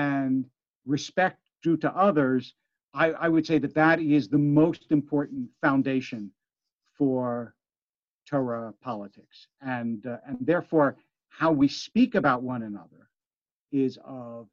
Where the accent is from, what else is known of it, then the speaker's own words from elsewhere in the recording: Philadelphia, Pennsylvania, United States; also born or lived in Harrisburg, Pennsylvania; Harrisburg, Pennsylvania, which is where I was born. I grew up in Philadelphia.